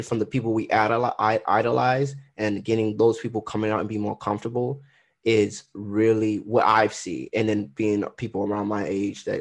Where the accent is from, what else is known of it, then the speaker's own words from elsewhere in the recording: Trinidad & Tobago; I'm Trinidadian